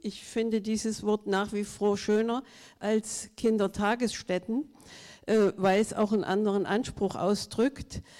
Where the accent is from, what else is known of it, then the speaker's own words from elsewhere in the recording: Saxony-Anhalt, Germany; Klar bin ich eine Ostfrau und ich komme aus Sachsen-Anhalt dem Bundesland mit dem ersten Bücherdorf und inzwischen den meisten Bücherdörfern.